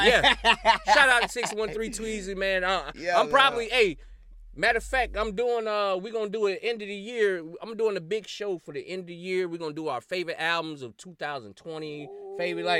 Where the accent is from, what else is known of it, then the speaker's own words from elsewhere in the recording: South Carolina, United States; You know, I'm from South Carolina.